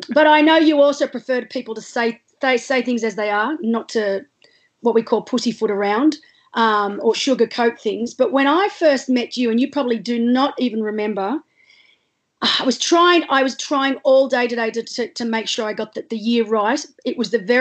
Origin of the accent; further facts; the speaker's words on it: Australia; As an Australian athlete